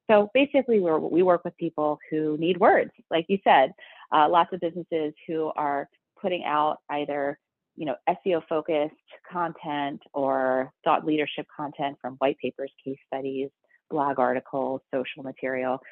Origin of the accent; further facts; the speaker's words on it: Baltimore, Maryland, United States; moved away as an adult; also born or lived in Michigan / New York; born and raised in Baltimore, so um, you know, definite proud Baltimorean